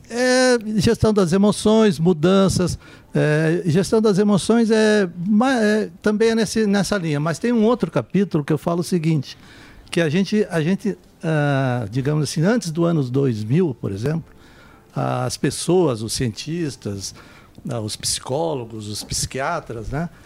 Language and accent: Portuguese; Santa Catarina, Brazil; Lá de Santa Catarina, eu sou lá de Santa